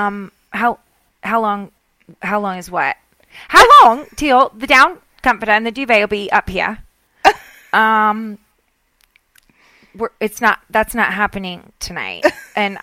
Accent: Southern, United States; accent: Southern; my Southern accent

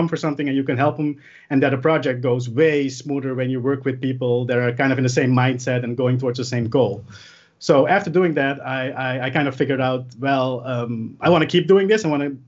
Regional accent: Curaçao; now in Netherlands; It was because I moved from Curaçao to the Netherlands and my parents and my whole family still lived over there.

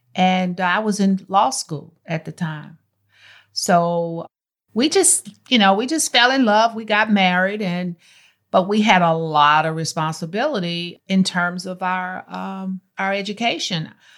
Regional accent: Martinsville, Virginia, United States; moved away as an adult; also born or lived in Greensboro, North Carolina; now in Texas, United States; I was born in Martinsville, Virginia

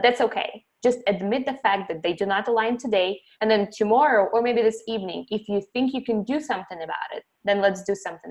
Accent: Ukraine; moved away; I saw cows and chickens and goats when I was growing up in Ukraine

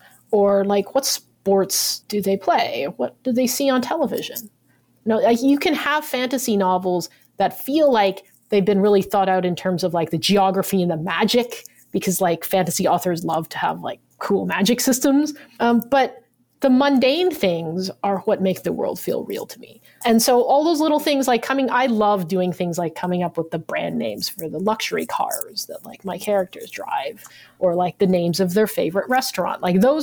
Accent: United States; The only reason for that is obviously because I'm Chinese American, right?

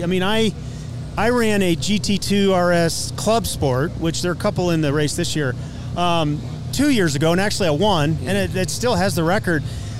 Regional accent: Colorado, United States; I'm from Colorado. I live at 6,000 feet

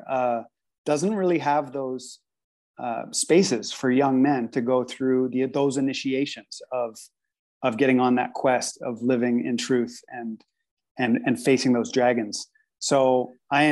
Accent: Canada; I've always been growing up in Canada and lived in Canada

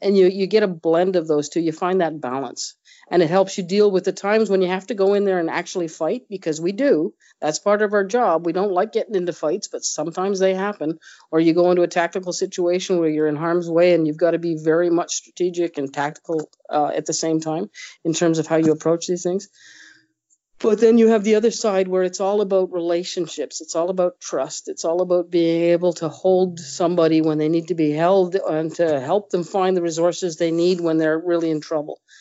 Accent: Nova Scotia, Canada; moved away as an adult; now in Manitoba, Canada; I grew up in Nova Scotia

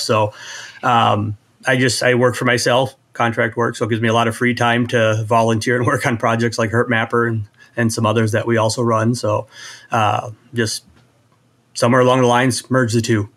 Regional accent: Iowa, United States; I come from Iowa

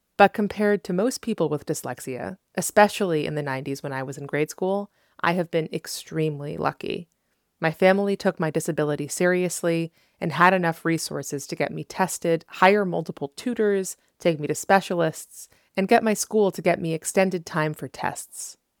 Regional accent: New England, United States; now in Los Angeles, United States; I grew up in New England with a lot of socioeconomic privilege.

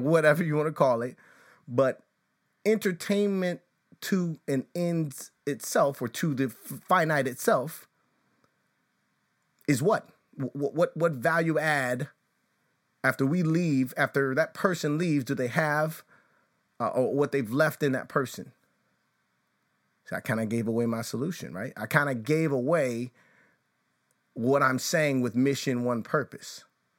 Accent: Chicago, Illinois, United States; growing up in the suburbs of Chicago, though I was born on the South Side, and I think it's St. Anne's Hospital, something like that.

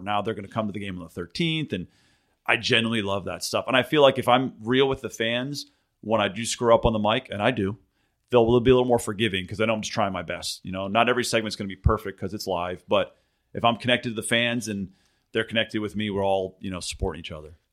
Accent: Philadelphia, Pennsylvania, United States; accent: Philly; moved away; I grew up in Philly

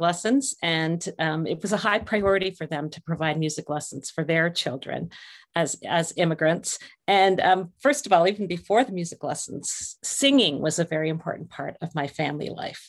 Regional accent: St. Catharines, Ontario, Canada; I was born in Saint Catharines, Ontario, which is actually, uh, not far from Niagara Falls, very close to the, uh, Buffalo Border Crossing. So in my childhood, made a lot of trips across the river

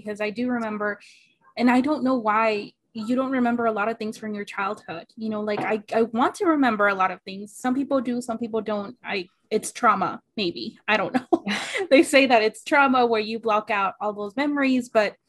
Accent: Phoenix, Arizona, United States; English is a second language; also born or lived in Mexico; Coming into third grade, I couldn't speak English enough to hold a conversation with somebody else. And I was in Phoenix, Arizona.

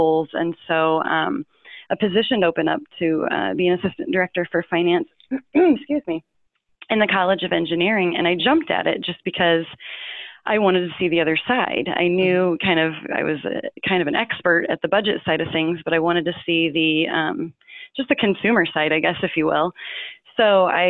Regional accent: Northern Indiana, United States; I grew up in Northern Indiana.

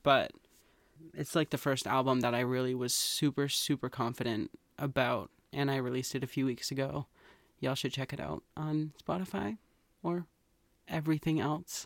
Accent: Massachusetts, United States; We're from Massachusetts.

